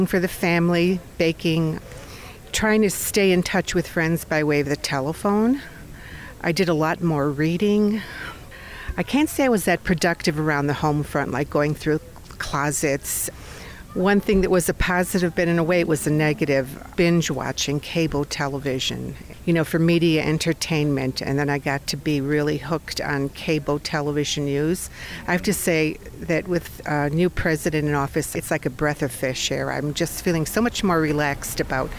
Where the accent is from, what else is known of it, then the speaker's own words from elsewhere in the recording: Buffalo, New York, United States; I'm from Buffalo, New York